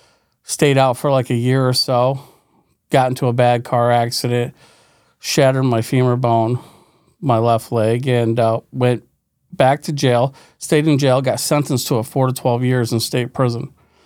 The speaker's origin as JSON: {"language": "English", "town": "West Glens Falls", "region": "New York", "country": "United States", "tie": "born or raised there", "said": "I'm from West Glens Falls, New York. It's upstate New York. It's a poor community, West Glens Falls."}